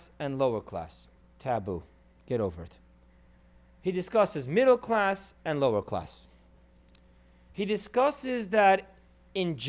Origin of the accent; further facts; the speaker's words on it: California, United States; growing up in California